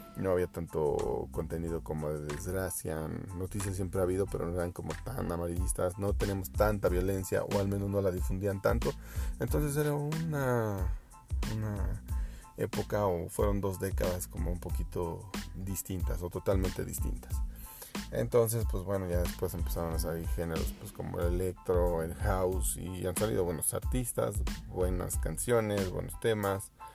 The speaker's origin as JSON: {"language": "Spanish", "country": "Mexico", "said": "somos los mexicanos"}